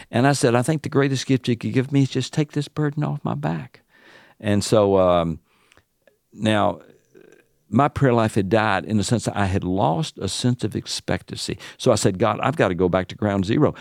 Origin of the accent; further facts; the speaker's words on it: the South, United States; accent: Southern; now in Illinois, United States; my Southern accent